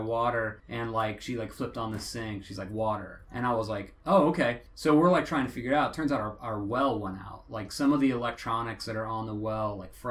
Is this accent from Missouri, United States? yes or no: no; Huntington, Indiana, United States; moved away; I grew up in Huntington